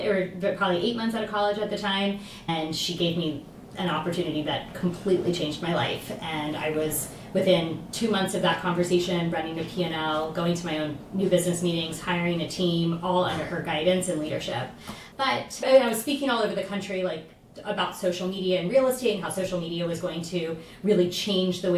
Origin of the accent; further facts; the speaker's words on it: Houston, Texas, United States; also born or lived in New York; I'm from Houston, so came home.